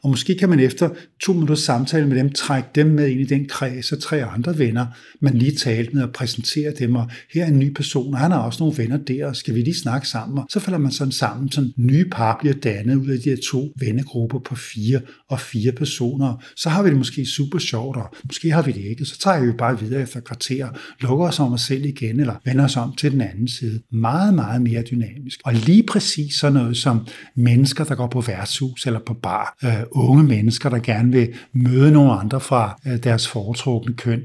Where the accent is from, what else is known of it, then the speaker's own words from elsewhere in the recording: Denmark; also born or lived in United States; da jeg var ung herhjemme